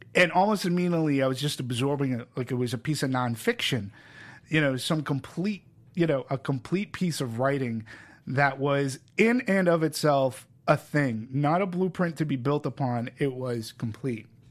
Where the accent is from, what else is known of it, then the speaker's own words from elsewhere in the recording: Peabody, Massachusetts, United States; now in California, United States; I'm from Boston. I live, I, from a town called Peabody, which is no more but a half hour or so away from Manchester